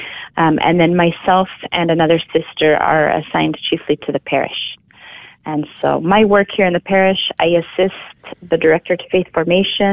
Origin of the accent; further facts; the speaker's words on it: Spokane, Washington, United States; moved away as an adult; also born or lived in Atchison, Kansas; It's the birthplace of my religious family, but I was born and raised in Spokane, Washington